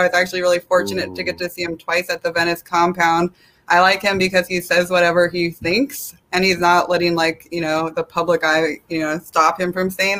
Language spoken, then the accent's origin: English; South Korea; I'm from Korea and I'm adopted, and I just don't agree with that.